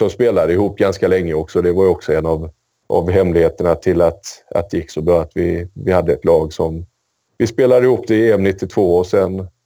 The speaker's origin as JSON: {"language": "Swedish", "country": "Sweden", "said": "som svensk så är det ju oerhört kul att vi, att vi lyckas ta oss till, till VM igen."}